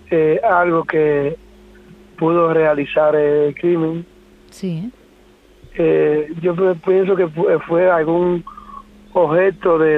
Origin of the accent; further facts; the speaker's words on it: Punta Cana, La Altagracia, Dominican Republic; now in Madrid, Spain; yo soy de Punta Cana